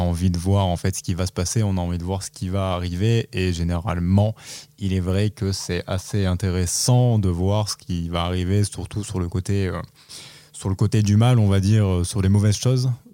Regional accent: France; qu'on n'est pas japonais mais qu'on est français

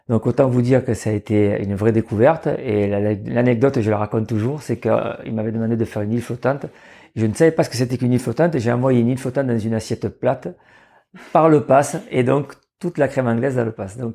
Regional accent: Marseille, Provence-Alpes-Côte d'Azur, France; je suis originaire de, de Marseille. Donc, j'avais des parents qui étaient hôteliers-restaurateurs

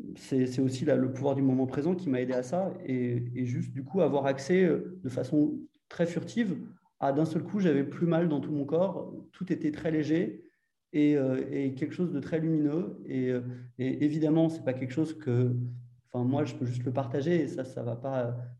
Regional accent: Paris, Île-de-France, France; also born or lived in Argentina; je suis parisien au départ

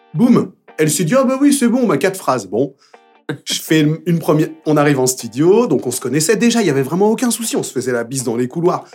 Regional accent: Paris, Île-de-France, France; Je suis né dans le 20e, je parle anglais

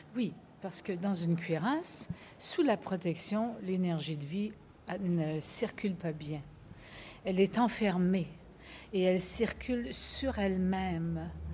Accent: Quebec, Canada; Je viens du Québec et je viens d'un matriarcat

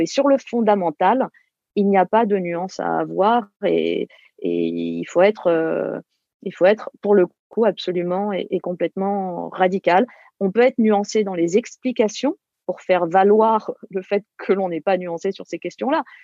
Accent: France; en tant que, Française, et, je pense nous tous, en tant que Français

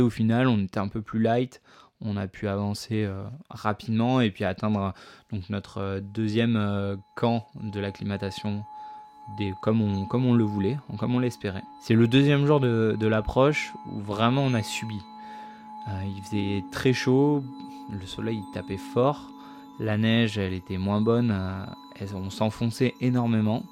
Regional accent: Provence-Alpes-Côte d'Azur, France; moved away as an adult; now in Chamonix, France; je suis originaire euh, des Alpes-Maritimes

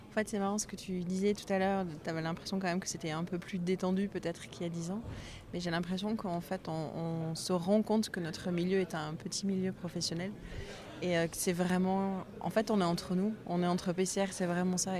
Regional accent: Bordeaux, Nouvelle-Aquitaine, France; en tant que bordelaise

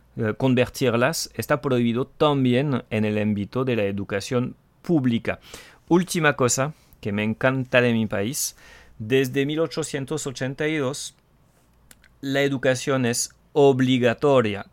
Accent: France; Spanish is a second language; el francés tóxico

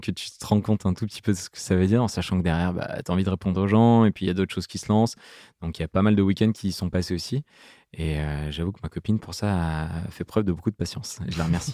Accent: Grenoble, Auvergne-Rhône-Alpes, France; grandir à Grenoble, à côté de Grenoble, en plein milieu de la nature

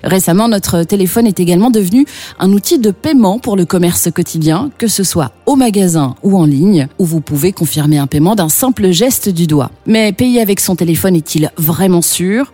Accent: Belgium; chez nous en Belgique

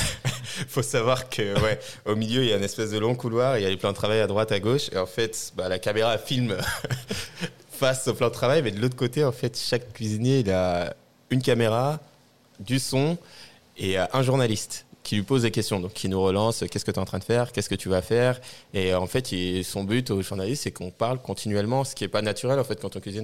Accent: Tournan-en-Brie, Île-de-France, France; Alors, je viens, euh, de Seine-et-Marne. Là où j'ai grandi. Donc, j'ai grandi, euh, dans une petite ville qui s'appelle, euh, Tournon-en-Brie.

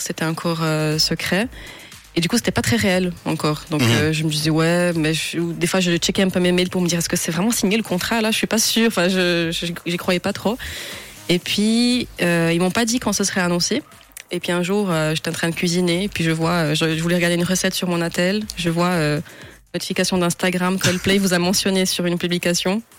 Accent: Romandy, Switzerland; en tant que romande

